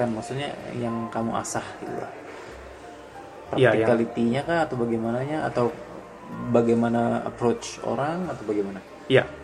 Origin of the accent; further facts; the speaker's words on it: Bangka Belitung Islands, Indonesia; Jadi kebetulan pada waktu itu tempat yang terdekat dari tempat saya dari Bangka Belitung itu di Bandung.